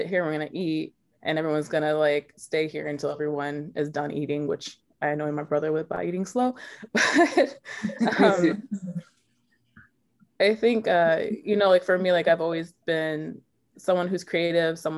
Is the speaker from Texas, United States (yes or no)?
yes; Dallas, Texas, United States; I grew up in Dallas, Texas, with two parents that are white